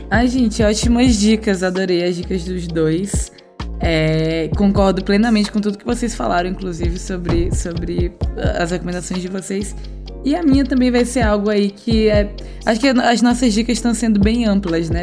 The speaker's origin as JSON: {"language": "Portuguese", "region": "Piauí", "country": "Brazil", "tie": "born or raised there", "said": "foi minha infância no Piauí"}